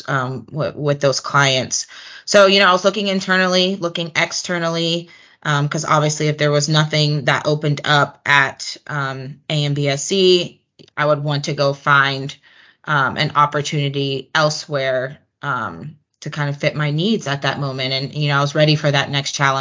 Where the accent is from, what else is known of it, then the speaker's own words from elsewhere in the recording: Atlanta, Georgia, United States; Just being able to still be in my hometown